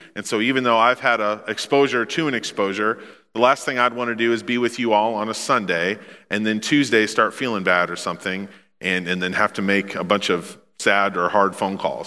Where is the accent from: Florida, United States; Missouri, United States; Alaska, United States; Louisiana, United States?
Missouri, United States; Memphis; now in Kansas City, United States; I was born in Memphis, Missouri